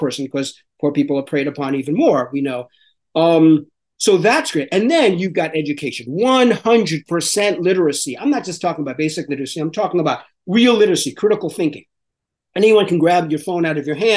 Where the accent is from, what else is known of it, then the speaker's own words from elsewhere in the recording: New York City, New York, United States; me as a New Yorker